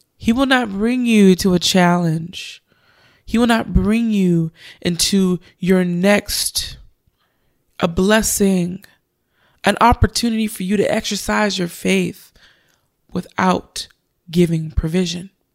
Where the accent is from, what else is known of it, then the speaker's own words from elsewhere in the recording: Richmond, California, United States; Richmond, my hometown